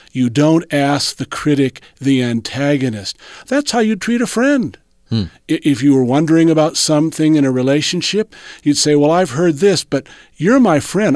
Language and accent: English; Southern California, United States; It goes back to my teenage years when I grew up in Southern California